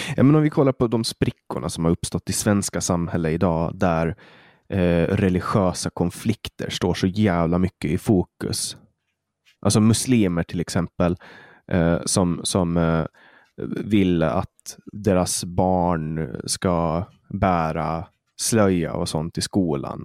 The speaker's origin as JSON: {"language": "Swedish", "country": "Åland Islands", "said": "jag kommer från Åland"}